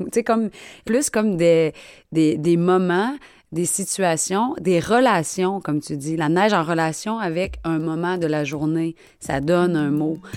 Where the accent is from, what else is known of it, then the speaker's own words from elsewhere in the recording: Quebec, Canada; accent: Québécois; j'entends notre accent québécois. C'est-à-dire, admettons, nous les Québécois, c'est quoi la différence avec les Français, par exemple?